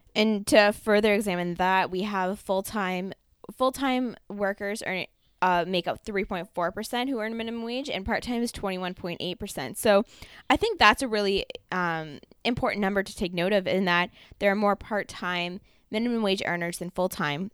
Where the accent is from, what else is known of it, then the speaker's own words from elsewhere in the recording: Ontario, Canada; Trevor and I just happen to be from Ontario